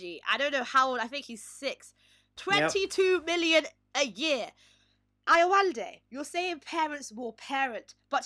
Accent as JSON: {"language": "English", "country": "Nigeria", "said": "I am Nigerian myself"}